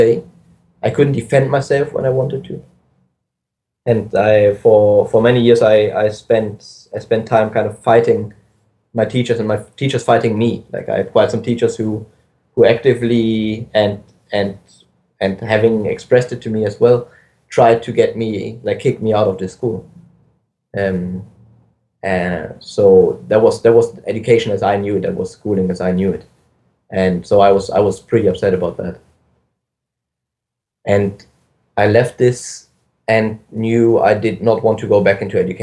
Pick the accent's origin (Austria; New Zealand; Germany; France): Germany; I grew up in Germany. I went to school in Germany